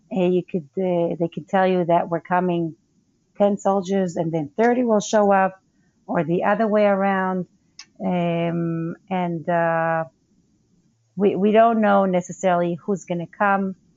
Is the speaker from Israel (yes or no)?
yes; Northern District, Israel; Okay, so I grew up in the Golan Heights, that's up north.